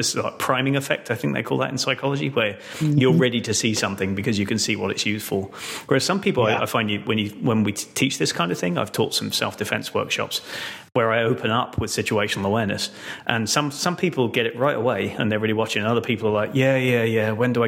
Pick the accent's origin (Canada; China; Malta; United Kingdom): United Kingdom; now in United States